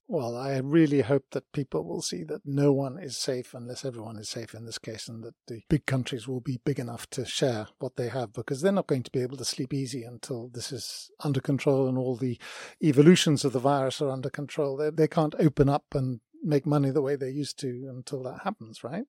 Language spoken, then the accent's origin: English; United Kingdom; Myself, as a British person